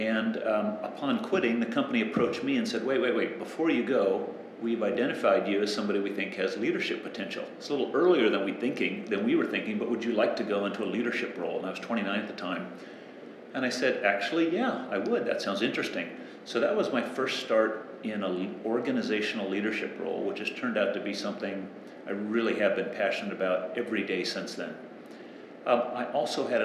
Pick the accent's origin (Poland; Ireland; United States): United States; San Diego, California; now in Australia; When I was growing up in San Diego, coastal Southern California